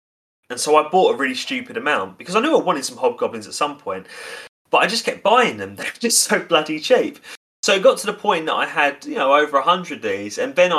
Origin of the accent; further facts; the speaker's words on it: Basildon, East of England, United Kingdom; born there; I was born in Basildon in 1999.